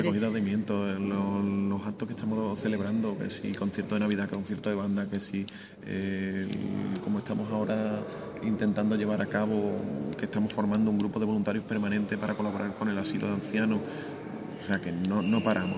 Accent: Arahal, Andalusia, Spain; me he criado en San Roque

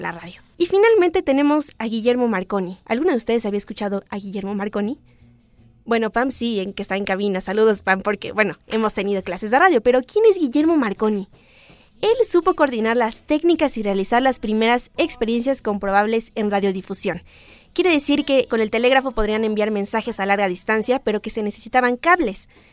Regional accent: Mexico; somos mexicanos

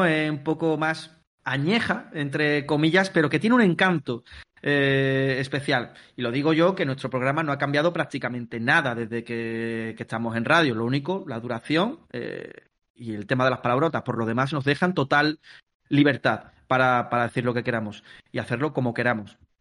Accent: Palma del Río, Andalusia, Spain; moved away as an adult; now in Mallorca, Spain

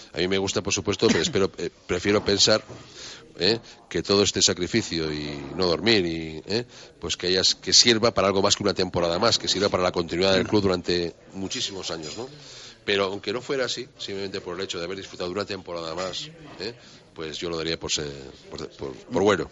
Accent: Spain; como españoles

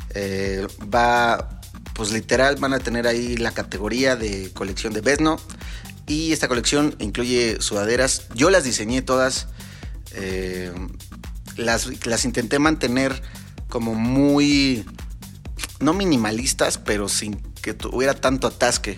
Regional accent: Mexico; como mexicanos que somos

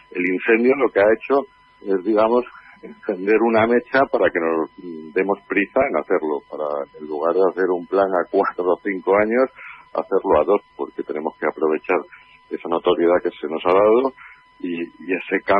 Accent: Sierra de Gata, Extremadura, Spain

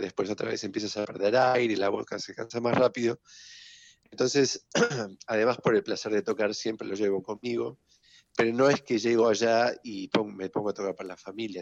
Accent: Villa Ballester, Buenos Aires Province, Argentina; en otro colegio alemán que hay en Villa Ballester, de donde yo vengo

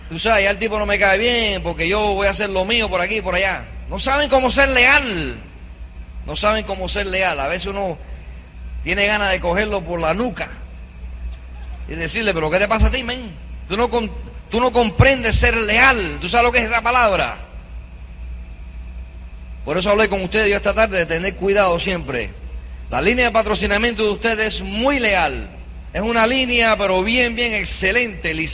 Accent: New York, United States; born there; Típico latinoamericano, vaya nací en los Estados Unidos, ¿sabes? Yo nací en Nueva York de padres cubanos, pero la sangre cubana sí que es fibra ya tú sabes.

